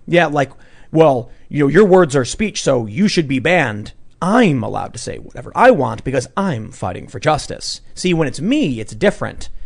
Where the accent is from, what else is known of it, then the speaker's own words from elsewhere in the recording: Chicago, Illinois, United States; I'm a mixed race high school dropout from the South Side of Chicago